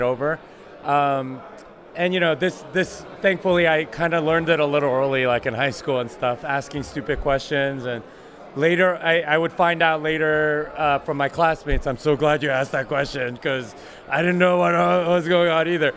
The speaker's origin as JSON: {"language": "English", "town": "Austin", "region": "Texas", "country": "United States", "said": "I'm from Austin, Texas. I want people to know that I'm from Texas."}